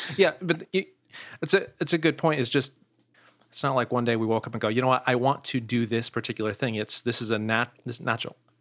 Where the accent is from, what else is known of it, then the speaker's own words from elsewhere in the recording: Steubenville, Ohio, United States; now in Sanford, United States; I'm originally yeah. from Steubenville, Ohio